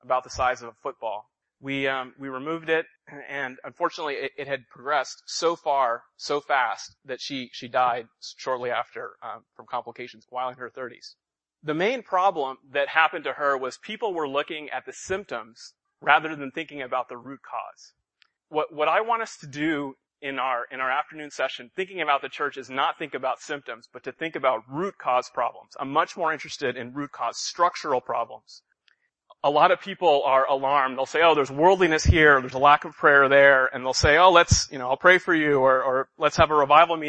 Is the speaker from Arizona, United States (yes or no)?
no; Los Angeles, California, United States; moved away as an adult; now in Boston, United States; I'm ethnically Indian, though I was born and raised in Southern California in the Los Angeles area